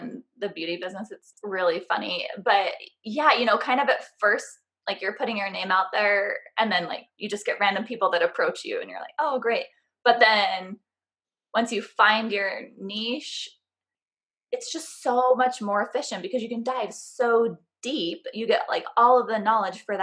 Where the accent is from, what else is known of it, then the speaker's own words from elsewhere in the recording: San Francisco Bay Area, California, United States; now in St. George, United States; I actually originally grew up near the San Francisco Bay Area, but now I live in a really tiny town called St. George, Utah